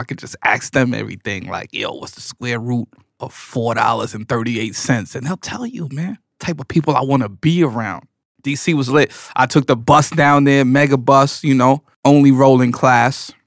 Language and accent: English; New York City, New York, United States; I was born in New York City.